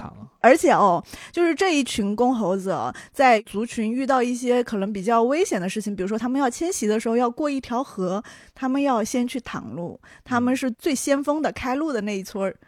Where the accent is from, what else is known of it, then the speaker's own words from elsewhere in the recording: Chongqing, China; accent: Chongqing dialect; 我家乡的动物园，重庆动物园